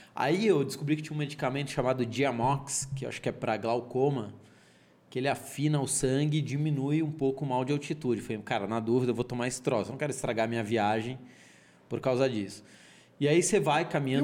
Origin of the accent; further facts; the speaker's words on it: São Paulo, Brazil; accent: São Paulo; Nasci na Vila Mariana, era um apartamento de 50 metros quadrados, dois quartos